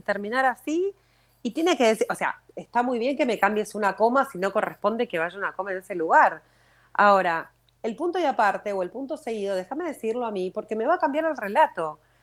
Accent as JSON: {"language": "Spanish", "country": "Argentina", "tie": "born or raised there", "moved": "yes", "lives_now": "Israel", "said": "soy eh, argentina de nacimiento, em, israelí por elección"}